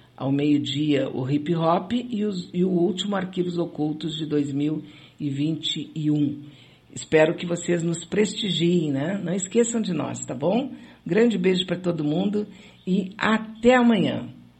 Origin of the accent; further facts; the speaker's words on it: São Leopoldo, Rio Grande do Sul, Brazil; Era uma coisa bem da minha infância em São Leopoldo. Acabei de me lembrar aqui um pouco do meu, do meu passado leopoldense